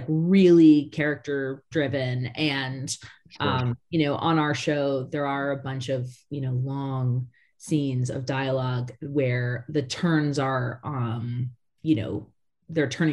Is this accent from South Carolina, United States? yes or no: no; Connecticut, United States; I grew up in Connecticut.